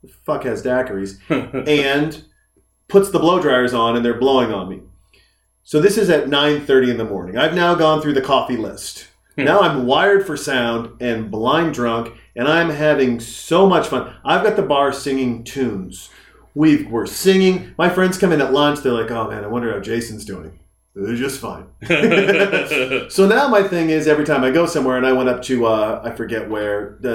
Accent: Whitefish, Montana, United States; moved away; I grew up in Whitefish, Montana.

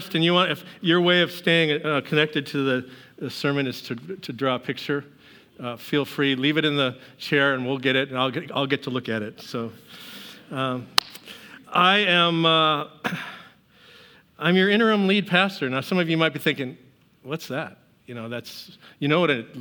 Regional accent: Seattle, Washington, United States; moved away; I'm from Seattle

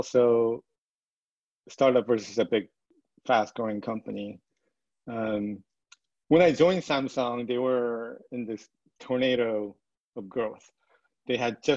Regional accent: Vancouver, British Columbia, Canada; moved away as an adult; also born or lived in Seoul, South Korea / New York State, United States; now in San Francisco, United States; we moved to Vancouver, Canada, when I was in fourth grade

